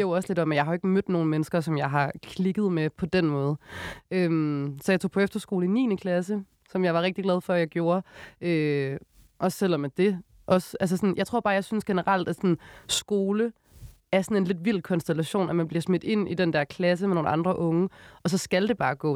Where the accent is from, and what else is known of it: Odense, Southern Denmark, Denmark; born or raised there; moved away as an adult; now in Copenhagen, Denmark